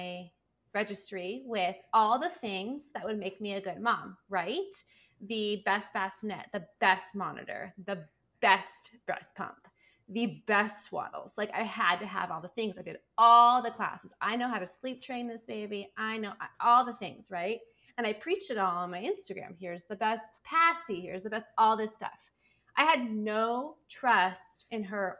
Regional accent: California, United States; now in Phoenix, United States; I am from California

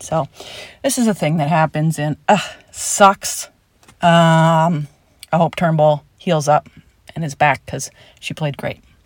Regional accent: Canada; now in United States; I was born and raised in Canada.

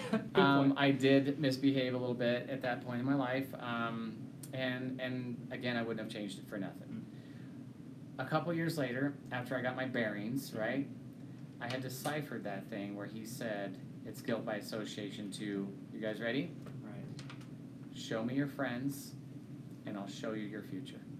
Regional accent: Kansas, United States; I'm from Kansas and I'm a good young man.

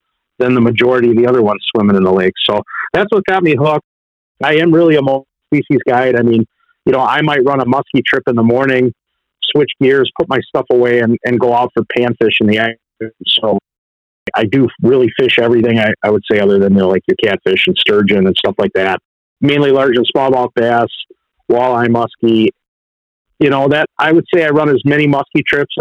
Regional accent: Pewaukee, Wisconsin, United States; I grew up on Pewaukee Lake

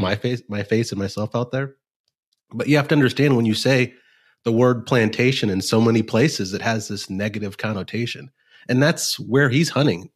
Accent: Nebraska, United States; moved away as an adult; also born or lived in Texas / Chicago; now in Kansas City, United States; I was born in Texas, so I like to say I have Texas blood in my veins, but I grew up in Nebraska

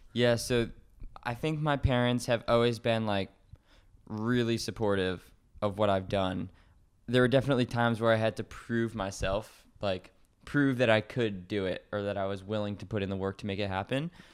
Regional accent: Connecticut, United States; I live in Connecticut, it's where I was born and raised

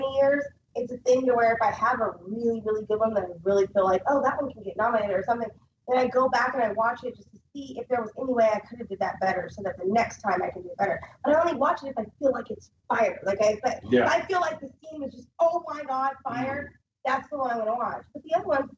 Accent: Northern California, United States; We're both from Northern California

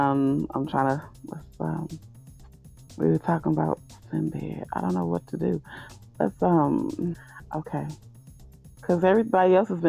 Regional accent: Gary, Indiana, United States; moved away; I'm from Gary, Indiana originally. So shout out to the Midwest, GI, Chi-Town.

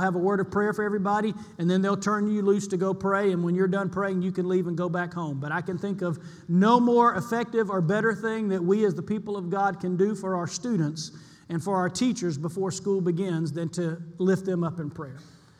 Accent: Columbus, Mississippi, United States; moved away; my hometown in Columbus

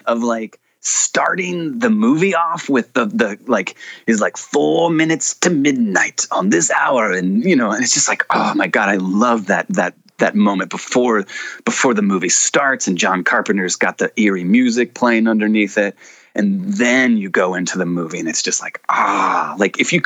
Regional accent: the South, United States; I grew up in the South

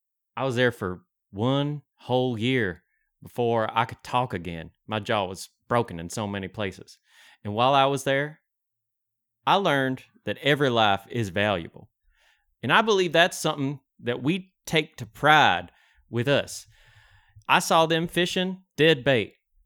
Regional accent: Jackson, Ohio, United States; I'm from Jackson, Ohio. We got a plot of land, and I got some bamboo trees.

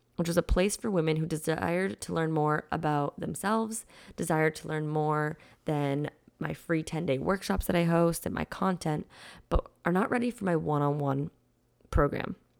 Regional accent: a small town in Massachusetts, United States; moved away as an adult; also born or lived in Boston; now in Florida, United States; I'm from a small town in Massachusetts

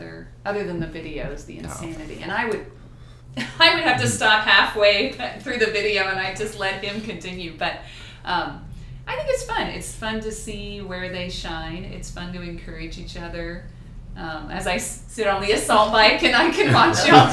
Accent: Houston, Texas, United States; moved away as an adult; I'm from Houston, and back then the high school I went to had Chinese

